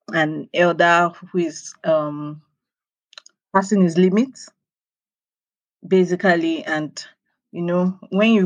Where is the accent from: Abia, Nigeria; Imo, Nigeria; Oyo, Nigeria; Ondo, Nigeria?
Oyo, Nigeria; I'm from Oyo State